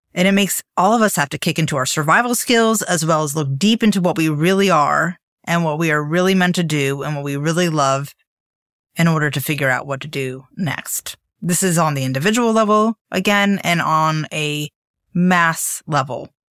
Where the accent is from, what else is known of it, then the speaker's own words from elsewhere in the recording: Miami, Florida, United States; moved away as an adult; also born or lived in Bennington, Vermont / New York / Europe; I grew up in Miami in the eighties